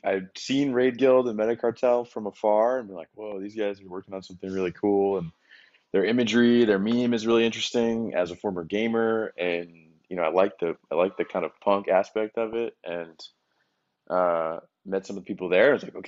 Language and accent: English; Boston, Massachusetts, United States; moved away as an adult; also born or lived in Connecticut / San Francisco; now in Miami, United States; I was born in Connecticut. I spent most of my life in and around Boston